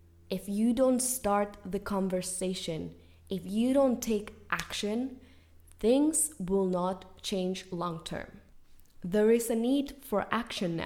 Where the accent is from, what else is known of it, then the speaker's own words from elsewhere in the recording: Spain; moved away as an adult; now in United States; I was born and raised in Spain.